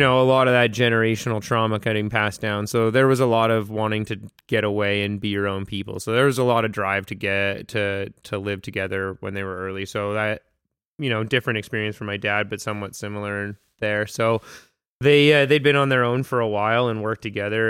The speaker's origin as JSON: {"language": "English", "town": "North Vancouver", "region": "British Columbia", "country": "Canada", "tie": "born or raised there", "said": "so B C, growing up, like, I was born in North Van."}